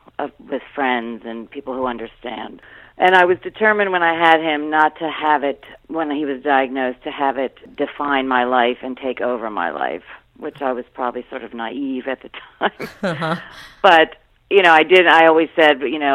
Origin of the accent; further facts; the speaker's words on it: Rockville, Maryland, United States; I grew up in the Washington suburbs in Rockville, Maryland